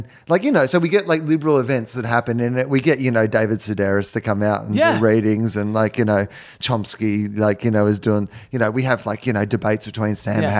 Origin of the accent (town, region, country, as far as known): Australia; accent: Australian; now in United States